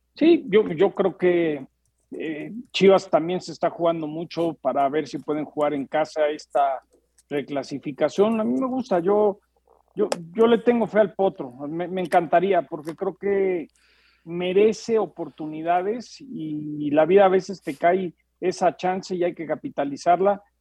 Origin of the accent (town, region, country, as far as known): Mexico; now in Los Angeles, United States